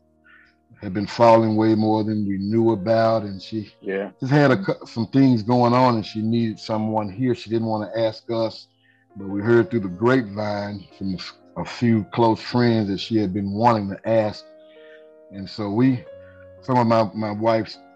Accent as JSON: {"language": "English", "town": "Memphis", "region": "Tennessee", "country": "United States", "moved": "yes", "lives_now": "Jackson, Mississippi, United States", "said": "I'm from Memphis, but well, she says now I'm from here. I had lived here about 20 plus years."}